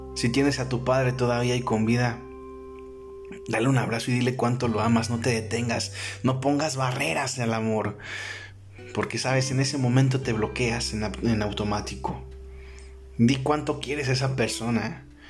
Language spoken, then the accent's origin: Spanish; Mexico; aquí en mi país, México